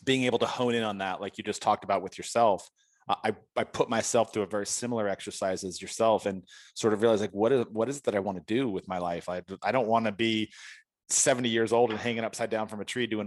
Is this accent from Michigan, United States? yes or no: no; San Diego, California, United States; I'm from San Diego